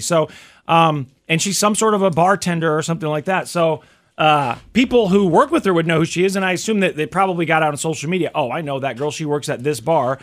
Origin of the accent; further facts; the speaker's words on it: Kansas City, Missouri, United States; growing up in Kansas City, Missouri